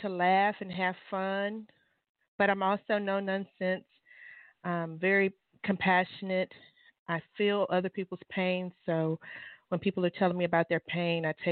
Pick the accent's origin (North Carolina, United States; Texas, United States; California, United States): Texas, United States; Irving; I am from Irving, a little small black community called Bear Creek